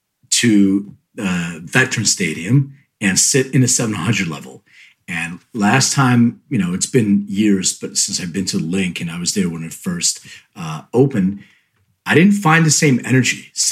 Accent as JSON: {"language": "English", "town": "Philadelphia", "region": "Pennsylvania", "country": "United States", "tie": "born or raised there", "said": "my hometown, Philadelphia, PA"}